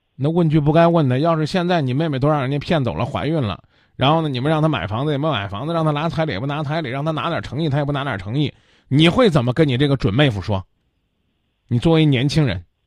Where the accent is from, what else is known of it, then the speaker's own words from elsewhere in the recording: Kaifeng, Henan, China; moved away; 河南开封那也是几朝古都啊，我的老家呀